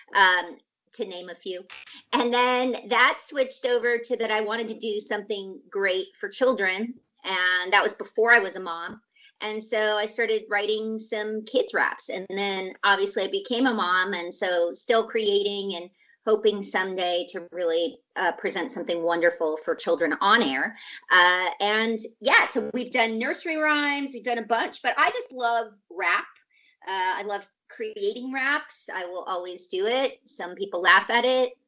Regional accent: Scottsdale, Arizona, United States; also born or lived in Portland, Oregon; now in Los Angeles, United States; i was uh, born in portland oregon shout huh? out to portland and then i grew up in arizona

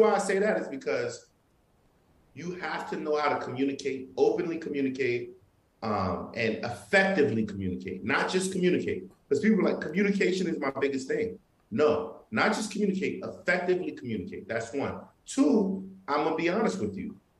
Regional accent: New York, United States; I'm Haitian. I'm from Brooklyn too, you know, and I'm Haitian, and my family's from Haiti.

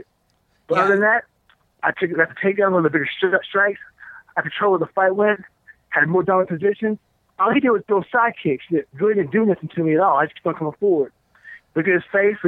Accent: Texas, United States; also born or lived in Oklahoma; I'm from Texas

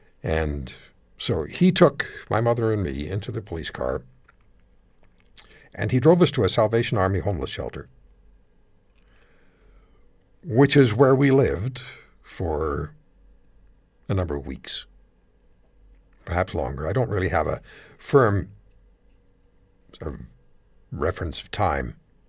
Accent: Canada; Now, I celebrate, just internally, being Canadian, having the right to live in Canada, being a Canadian citizen, because it's an amazing country.

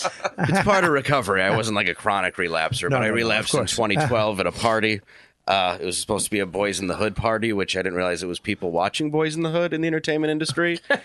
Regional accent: Detroit, Michigan, United States; I'm from Detroit.

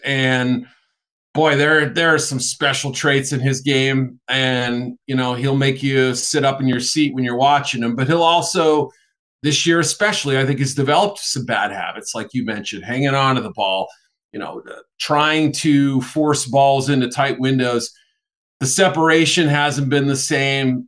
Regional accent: New England, United States; I grew up in New England

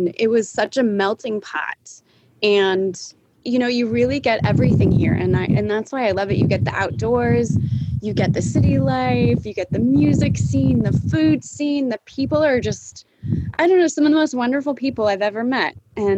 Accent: Montana, United States; also born or lived in Bay Area, California; now in Austin, United States; I was born in California. I was born in the Bay Area. And then funny enough, we moved to Montana. My parents said we were going on vacation and they moved us to Montana.

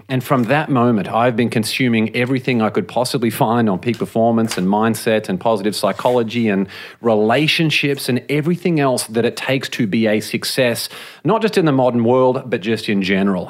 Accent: Australia; moved away as an adult; now in Los Angeles, United States; I grew up in Australia

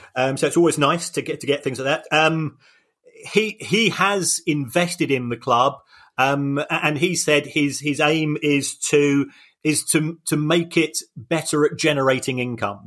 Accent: United Kingdom; I'm a Brit and my language skills

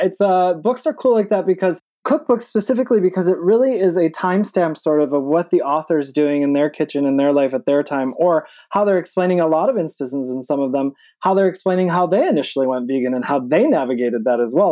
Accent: Michigan, United States; also born or lived in New York City, United States; now in Atlanta, United States; I'm from Michigan, but I was actually, I mean, New York's really home. I was in New York City for the last twenty years

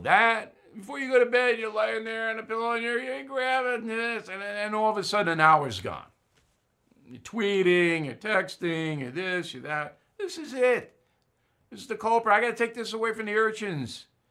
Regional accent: United States; I'm an American

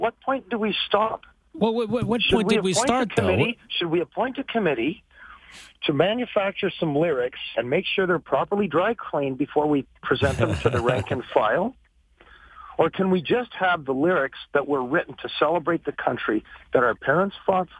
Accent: San Francisco, California, United States; also born or lived in Montreal, Canada; now in Canada; I grew up in San Francisco in the 70s. I'm originally from Montreal

